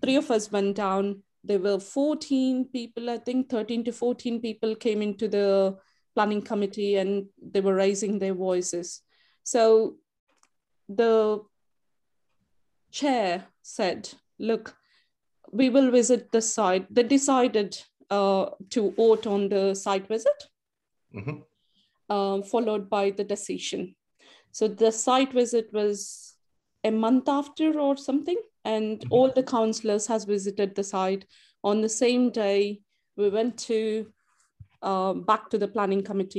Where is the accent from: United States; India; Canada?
India; also born or lived in Sandwell, West Midlands; now in United Kingdom; I was born and brought up in India